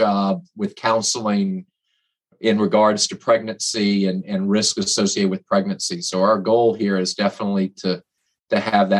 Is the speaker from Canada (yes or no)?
no; Virginia, United States; moved away as an adult; also born or lived in Augusta, Georgia; now in New Orleans, United States; I'm born and raised in Virginia, went to college at University of Richmond